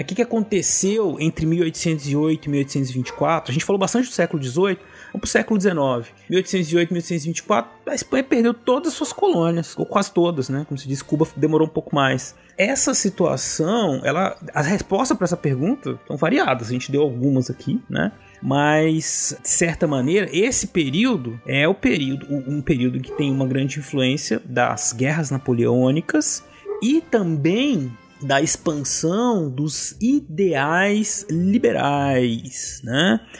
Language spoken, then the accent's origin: Portuguese; Brazil; nós brasileiros